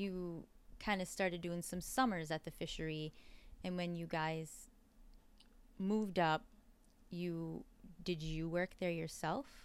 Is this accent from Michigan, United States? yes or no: yes; Copper Harbor, Michigan, United States; I was from Copper Harbor